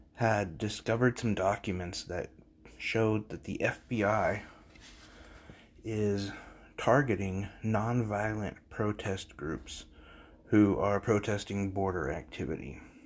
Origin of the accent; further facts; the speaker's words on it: United States; as an American